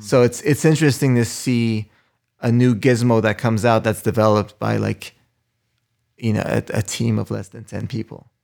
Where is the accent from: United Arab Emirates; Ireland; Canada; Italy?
Canada; Montreal, Quebec; moved away; also born or lived in New York / Los Angeles; Originally from Montreal